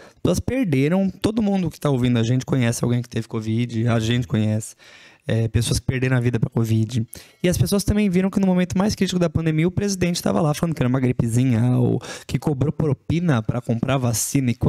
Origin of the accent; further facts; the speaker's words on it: São Paulo, Brazil; born there; now in Franca, Brazil; Eu não, eu não nasci aqui na região, nasci em São Paulo, mudei para cá. É uma realidade muito diferente de, de onde eu cresci